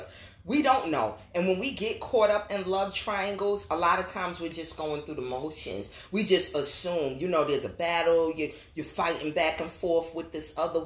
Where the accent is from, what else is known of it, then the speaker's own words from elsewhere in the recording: New York City, New York, United States; I grew up in New York City